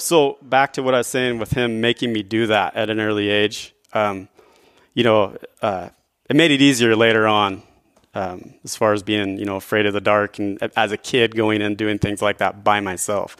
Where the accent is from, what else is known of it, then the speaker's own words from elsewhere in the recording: northern Idaho, United States; I grew up in northern Idaho.